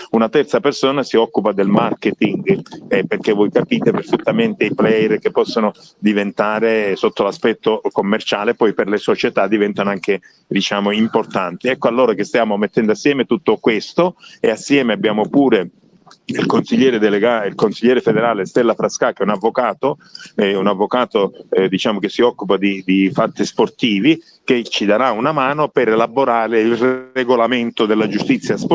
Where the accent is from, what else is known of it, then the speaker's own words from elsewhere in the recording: Agrigento, Sicily, Italy; Io sono un siciliano, quindi come, come sei tu, e quindi sì. sono un agrigentino